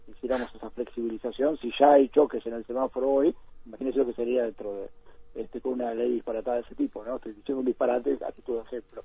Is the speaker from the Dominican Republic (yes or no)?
no; Uruguay